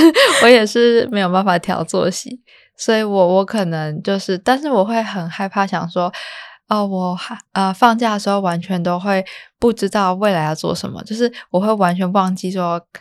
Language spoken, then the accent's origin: Chinese; Taipei, Taiwan; 我都是台北人，然后也住家里